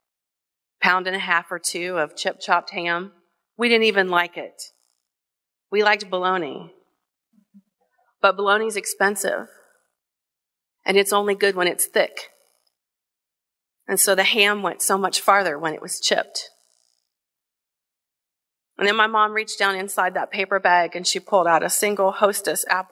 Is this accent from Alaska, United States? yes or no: no; Kenton, Ohio, United States; the tiny little apartment that I grew up in Kenton, in Hardin County in Northwest Ohio